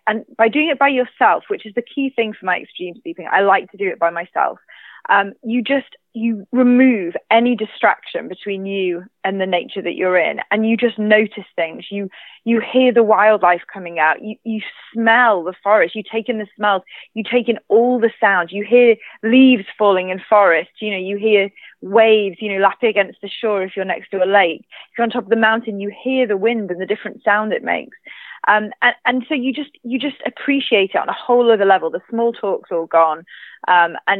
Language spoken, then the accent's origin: English; United Kingdom; mainland Britain, which is my home country